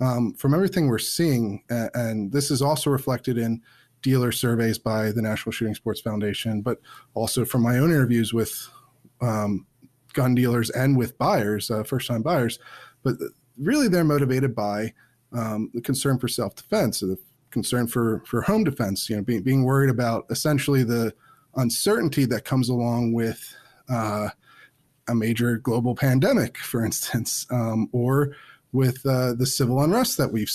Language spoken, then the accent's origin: English; Chester County, Pennsylvania, United States; moved away as an adult; now in Washington, D.C., United States; I grew up in Pennsylvania. I grew up in Chester County, which is, you know, outside of Philadelphia.